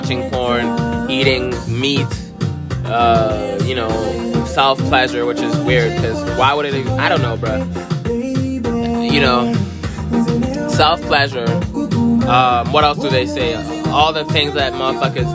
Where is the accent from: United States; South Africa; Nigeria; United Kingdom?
United States; We're American.